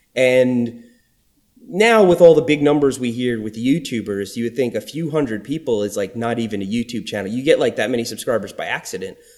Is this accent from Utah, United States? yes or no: no; Long Island, New York, United States; accent: New York; moved away as an adult; also born or lived in Florida; growing up in New York on Long Island